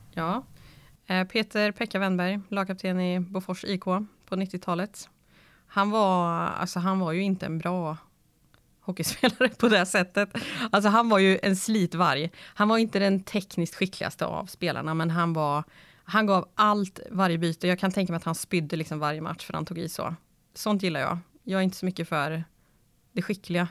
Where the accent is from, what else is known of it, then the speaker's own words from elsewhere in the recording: Karlskoga, Örebro County, Sweden; Jag är uppväxt i Nobelhallen i Karlskoga